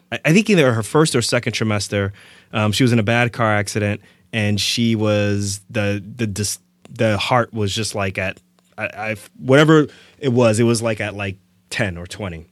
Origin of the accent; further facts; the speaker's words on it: Irvington, New Jersey, United States; moved away; also born or lived in Lefrak City, Queens, New York; I grew up in Irvington, New Jersey, as well as Lefrac City